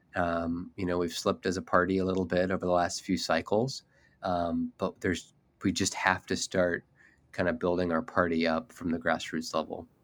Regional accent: Indiana, United States; here in, in my home state

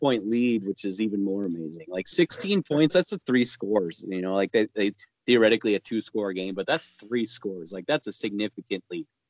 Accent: Midwest, United States; I'm from the Midwest, dude.

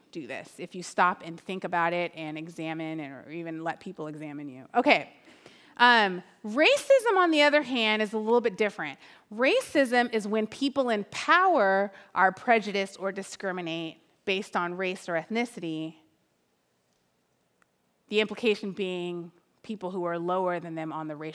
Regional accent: Oakland, California, United States; I'm from Oakland.

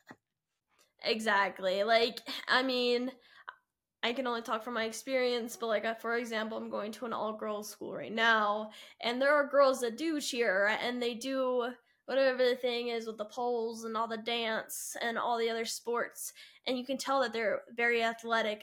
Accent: Utah, United States; I'm from Utah

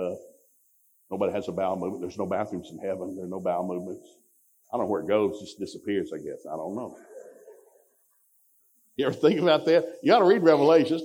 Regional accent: Ducktown, Tennessee, United States; We grew up in Ducktown, Tennessee

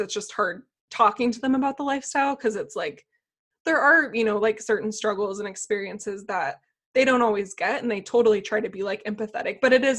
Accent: San Diego, California, United States; moved away as an adult; also born or lived in Sweden; now in Austria; I'm from San Diego originally

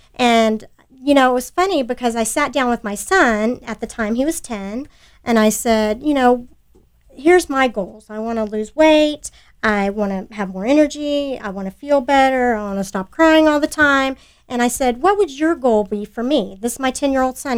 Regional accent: Sugar Land, Texas, United States; I grew up in Sugar Land.

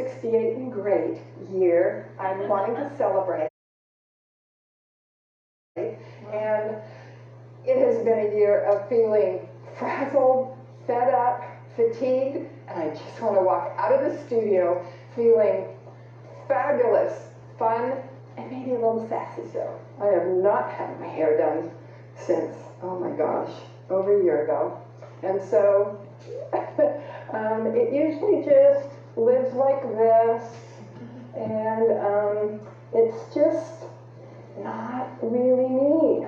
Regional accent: Federal Way, Washington, United States; I'm from Federal Way, Washington

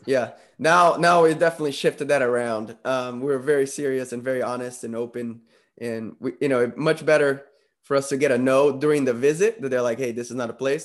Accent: Brazil; moved away; coming from Brazil

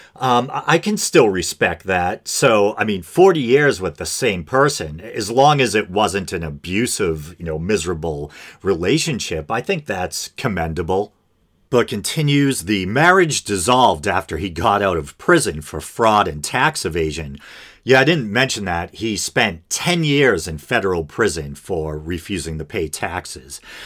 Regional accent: Boston, Massachusetts, United States; accent: Boston; I'm from the Boston area, if you couldn't tell, and I feel like we have an accent

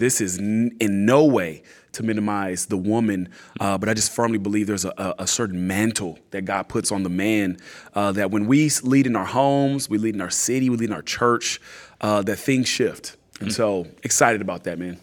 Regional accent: California, United States; moved away as an adult; also born or lived in Atlanta, Georgia; now in San Antonio, United States; we're from California

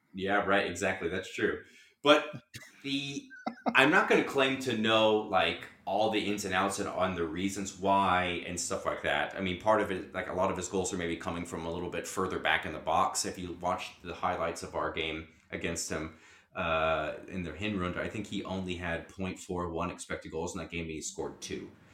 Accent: United States; I'm an American

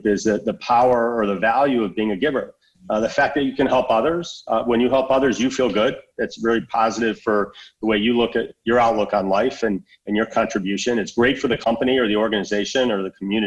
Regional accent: West Bloomfield, Michigan, United States; Adam grew up in the same area that I did and lived down the street from my sister and babysat my nephews growing up in West Bloomfield, Michigan.

